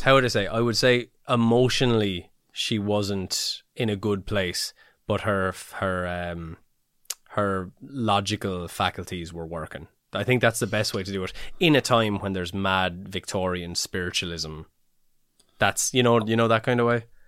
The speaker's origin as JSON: {"language": "English", "country": "Ireland", "said": "we're little Irish heads on us"}